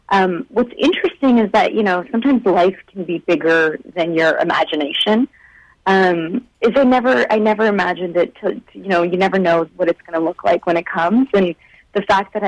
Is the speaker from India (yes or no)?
yes; India; now in Canada; I was born in India